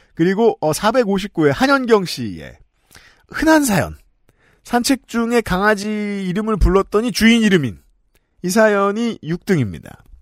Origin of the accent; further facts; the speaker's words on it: South Korea; 평생 한국에 산 사람으로서